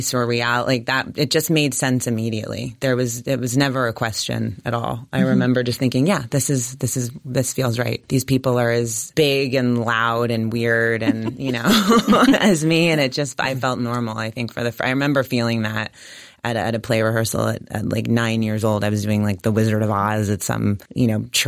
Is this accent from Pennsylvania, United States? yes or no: yes; Allentown, Pennsylvania, United States; I grew up in Allentown, Pennsylvania